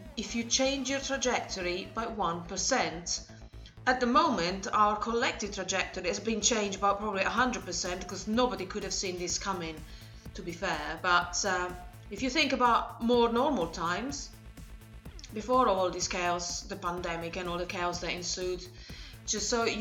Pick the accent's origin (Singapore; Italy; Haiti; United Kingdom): Italy; moved away; in Italy, my home country